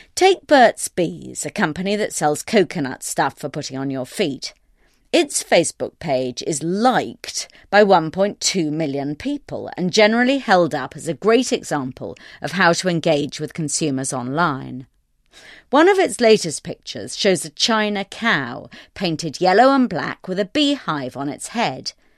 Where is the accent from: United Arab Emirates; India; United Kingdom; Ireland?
United Kingdom; I'm British